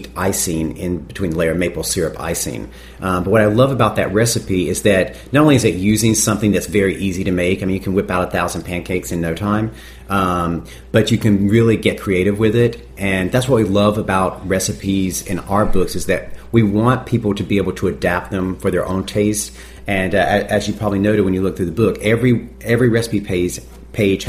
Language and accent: English; North Carolina, United States; moved away; I grew up in North Carolina